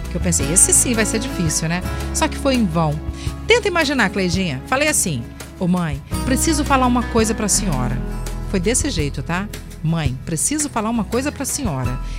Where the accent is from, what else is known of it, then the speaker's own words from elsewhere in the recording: São Mateus, Espírito Santo, Brazil; now in Vila Velha, Brazil; sou de São Mateus, no Espírito Santo, mas hoje moro em Vila Velha com o meu amor e a mãe dele.